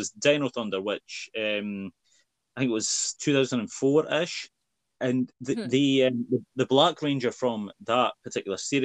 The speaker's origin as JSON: {"language": "English", "region": "Scotland", "country": "United Kingdom", "said": "I'm Scottish"}